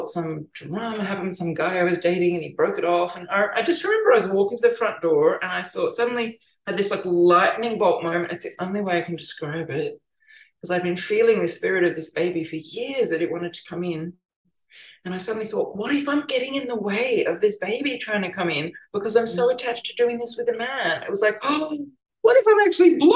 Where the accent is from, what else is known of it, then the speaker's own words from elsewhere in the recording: Melbourne, Victoria, Australia; now in New South Wales, Australia; I'm from Melbourne